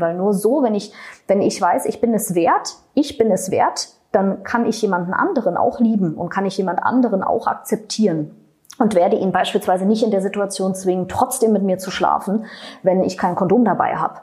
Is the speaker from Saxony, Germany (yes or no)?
no; Berlin, Germany; ich komme aus Berlin, das rutscht dann so raus